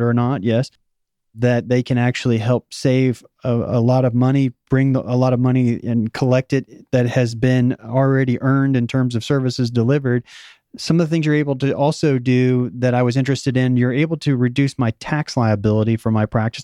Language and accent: English; Missouri, United States; also born or lived in Oklahoma; I was born in Oklahoma, and I grew up, uh, my high school years in Missouri, so it's the show me state